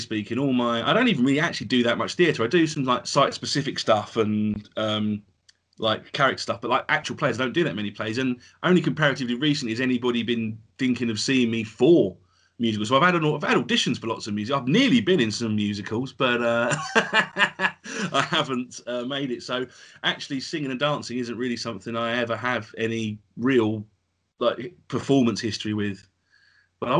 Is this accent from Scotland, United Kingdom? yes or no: no; Essex, East of England, United Kingdom; accent: Essex Cockney; my Essex Cockney accent